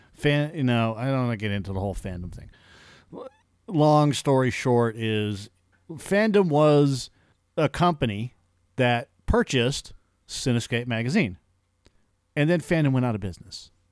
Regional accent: Massachusetts, United States; moved away; growing up in Massachusetts

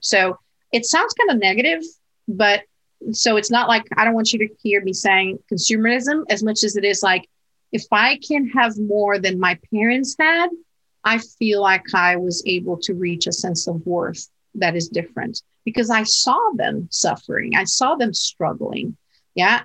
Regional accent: Portugal; moved away; I was raised in Portugal in Portugal

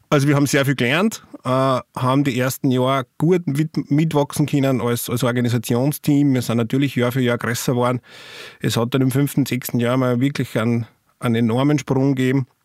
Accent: St. Martin im Innkreis, Upper Austria, Austria; angefangen hat es eigentlich mit einer Probenwoche von der Blaskapelle Machlast in meinem Heimatort in St. Martin im Innkreis.

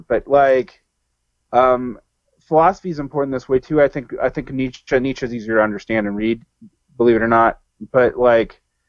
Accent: Southern United States, United States; I mean, like maybe because I'm a Southerner, this is like emblazoned in my head

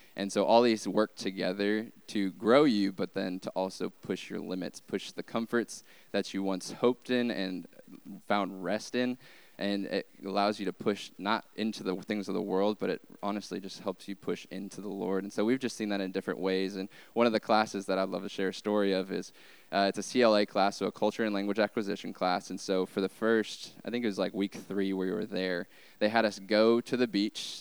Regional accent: Arkansas, United States; moved away; we are from Arkansas

